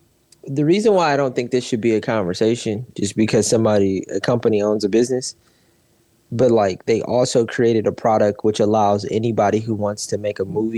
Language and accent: English; Milwaukee, Wisconsin, United States; I'm a nigga from Milwaukee